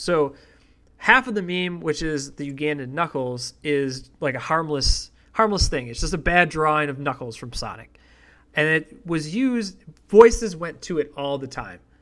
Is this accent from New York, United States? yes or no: yes; Buffalo, New York, United States; I grew up in Buffalo